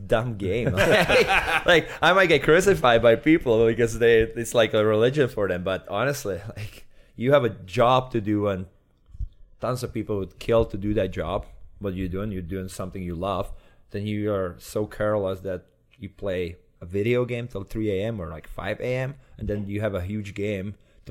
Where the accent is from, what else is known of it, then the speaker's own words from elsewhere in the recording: Liberec, Liberec Region, Czechia; moved away as an adult; also born or lived in Edmonton, Canada / Calgary, Canada; now in Liberec, Czech Republic; I was born in Liberec, my hometown still